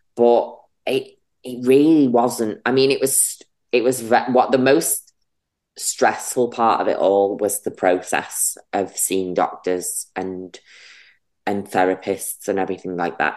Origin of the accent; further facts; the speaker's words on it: Runcorn, North West England, United Kingdom; moved away as an adult; also born or lived in London; now in Manchester, United Kingdom; I grew up in Runcorn and Frodsham.